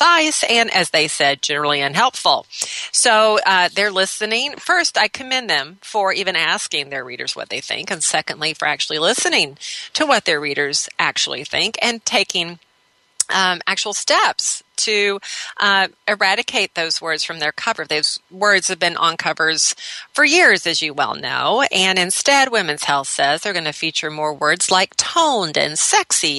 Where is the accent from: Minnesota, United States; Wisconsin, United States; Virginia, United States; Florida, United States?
Minnesota, United States; Minneapolis; right here in my hometown of Minneapolis, Minnesota